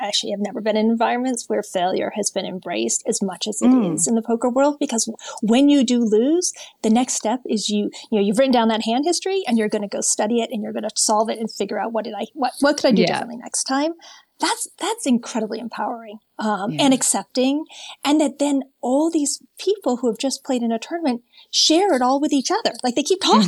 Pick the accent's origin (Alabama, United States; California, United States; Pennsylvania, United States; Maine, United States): Maine, United States; I'm from New England. I'm from Maine.